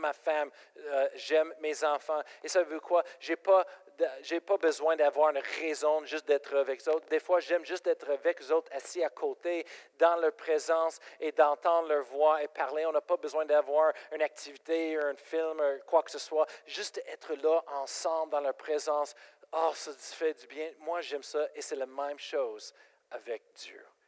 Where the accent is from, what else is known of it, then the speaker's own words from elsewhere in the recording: Colorado, United States; French is a second language; moved away as an adult; now in Quebec, Canada; je viens de Colorado